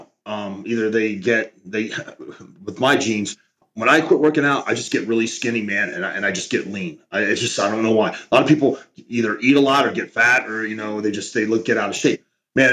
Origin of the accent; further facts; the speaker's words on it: Oklahoma, United States; now in Allen, Texas, United States; Him and I grew up in Oklahoma